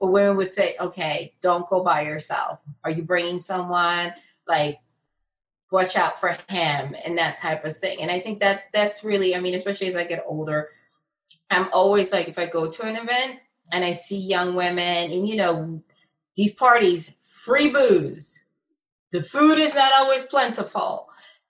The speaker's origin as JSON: {"language": "English", "town": "Philadelphia", "region": "Pennsylvania", "country": "United States", "tie": "born or raised there", "said": "here in my hometown of Philadelphia"}